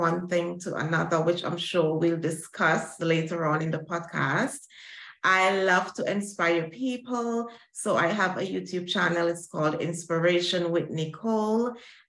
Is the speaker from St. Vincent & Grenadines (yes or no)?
yes; St. Vincent & Grenadines; moved away as an adult; now in London, United Kingdom; born and bred in the Caribbean from the island of St. Vincent and the Grenadines. I moved to London in 2018 because I got married, and so I joined my husband here, and I've been living here ever since.